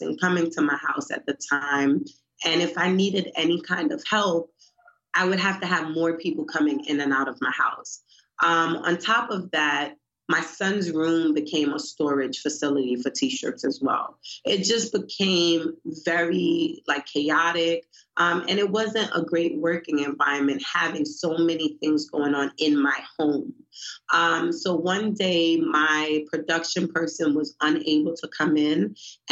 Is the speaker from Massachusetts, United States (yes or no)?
no; New York City, New York, United States; now in Baltimore, United States; I'm from Brooklyn, New York.